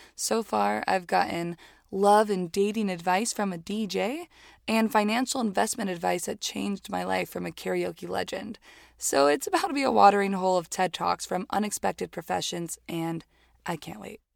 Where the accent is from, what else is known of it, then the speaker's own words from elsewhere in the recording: Hialeah, Florida, United States; moved away as an adult; also born or lived in New York City; now in Los Angeles, United States; I was born in Miami, Florida, in a very fun, extremely Cuban place called Hialeah